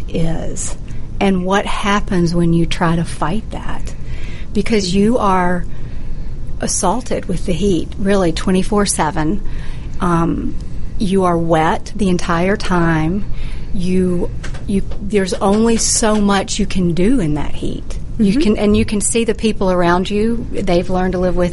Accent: the South, United States; I'm from the South

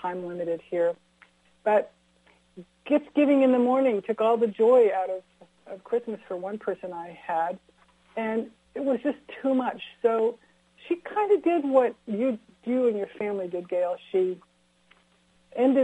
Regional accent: California, United States; I grew up in California. I'm an eighth generation Californian

